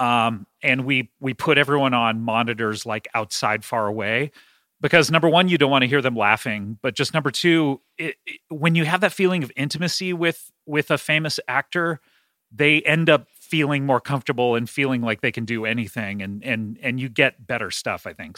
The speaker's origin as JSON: {"language": "English", "town": "Los Angeles", "region": "California", "country": "United States", "tie": "born or raised there", "said": "I grew up in Los Angeles"}